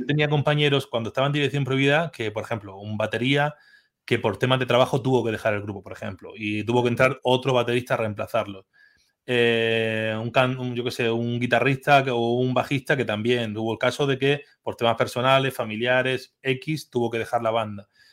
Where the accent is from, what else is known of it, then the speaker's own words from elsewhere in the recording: Orihuela, Valencian Community, Spain; mi pueblo, de Orihuela, de, de mi pueblo